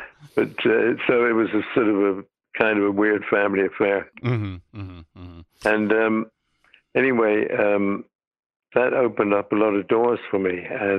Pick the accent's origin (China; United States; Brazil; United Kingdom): United Kingdom; And I said, "Actually, no. I'm British."